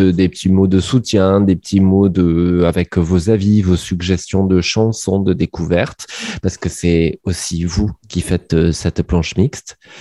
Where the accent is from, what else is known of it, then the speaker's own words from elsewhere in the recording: Montpellier, Occitania, France; je suis montpelliérain